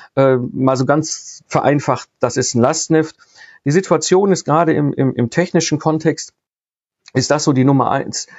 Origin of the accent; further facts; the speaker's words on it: Ruhr area, North Rhine-Westphalia, Germany; ich komme aus dem Ruhr-, Ruhrpott ursprünglich, bin Kind des Ruhrpots